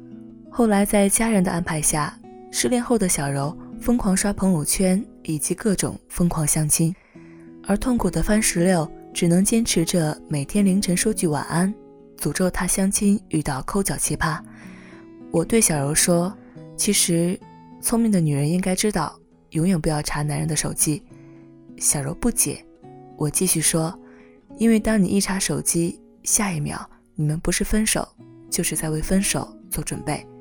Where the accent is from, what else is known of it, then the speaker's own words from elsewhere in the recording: Zhengzhou, Henan, China; 而我从小在郑州长大，学习工作。连上大学，每个周末都回家，更不可能离开去北京。